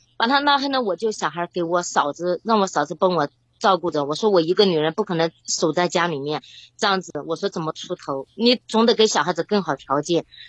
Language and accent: Chinese; Yunnan, China; 我是云南的